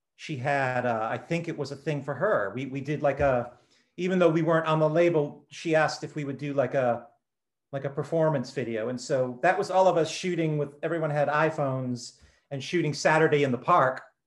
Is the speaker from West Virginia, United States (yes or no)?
no; Taunton, Massachusetts, United States; also born or lived in Fort Worth, Texas; my family they moved up uh, to the southeast part of Massachusetts when I was just a baby and I grew up uh, in the you know the Taunton Fall River area